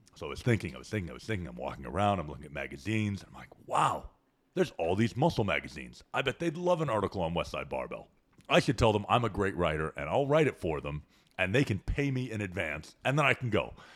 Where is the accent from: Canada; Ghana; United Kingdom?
Canada; moved away as an adult; now in Austin, United States; growing up in Canada.